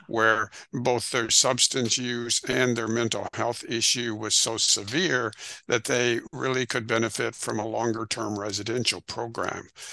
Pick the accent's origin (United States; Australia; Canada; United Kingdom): United States; Rockford, Illinois; I grew up in northern Illinois, a town called Rockford, Illinois